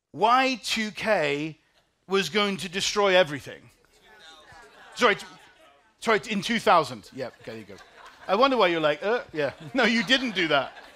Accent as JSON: {"language": "English", "region": "England", "country": "United Kingdom", "moved": "yes", "lives_now": "Chicago, United States", "said": "I'm from England"}